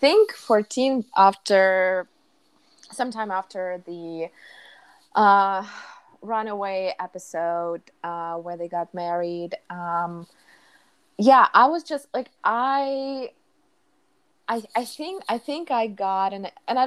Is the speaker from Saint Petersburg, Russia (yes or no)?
yes; Saint Petersburg, Russia; I'm from St. Petersburg, Russia